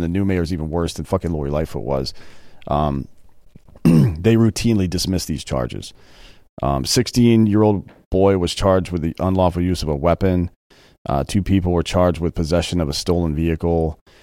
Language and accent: English; the South, United States; now in Texas, United States; I grew up in the South